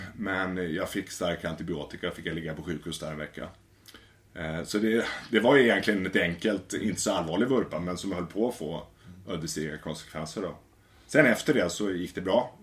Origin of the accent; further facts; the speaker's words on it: Västervik, Kalmar County, Sweden; moved away; Jag kommer från Småland i Västervik.